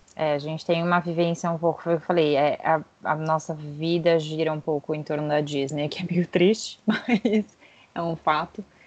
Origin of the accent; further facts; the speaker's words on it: São Paulo, Brazil; also born or lived in San Francisco, California; Moro em São Paulo. Sou original de São Paulo